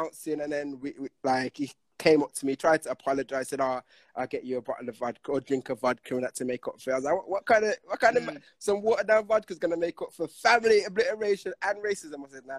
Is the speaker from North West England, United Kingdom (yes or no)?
yes; Manchester, North West England, United Kingdom; I'm from Manchester.